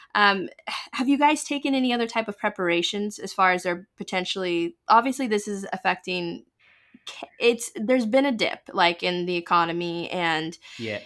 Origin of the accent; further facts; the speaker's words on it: United States; I am an American, proud to be one